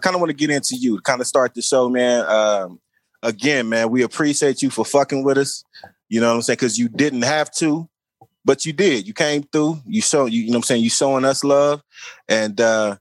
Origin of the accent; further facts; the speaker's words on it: Oklahoma City, Oklahoma, United States; now in Atlanta, United States; I'm from Oklahoma City. Right now I'm in Atlanta